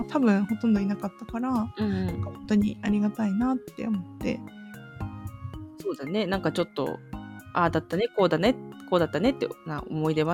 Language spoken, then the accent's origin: Japanese; Japan; 離島の出身だからさやっぱ同級生とか